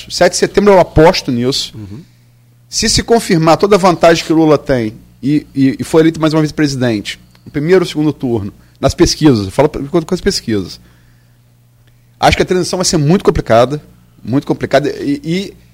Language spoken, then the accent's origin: Portuguese; Campos dos Goytacazes, Rio de Janeiro, Brazil; also born or lived in Niterói / Atafona; Eu nasci em Niterói, fui criado em Campos, mas sempre. E morei 11 anos na Tafona.